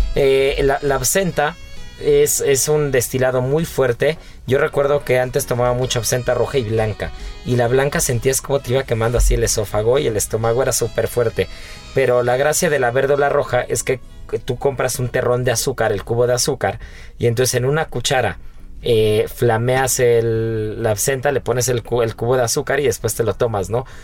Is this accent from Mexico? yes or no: yes; Mexico; nosotros como mexicanos